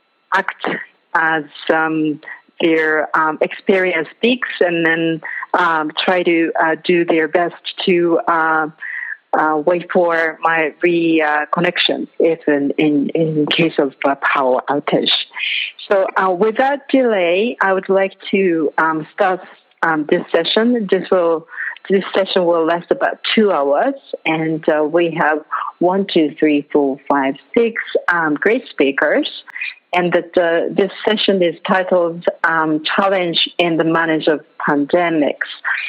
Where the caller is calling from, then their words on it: Nepal; I'm calling from Nepal. It's just past midnight here.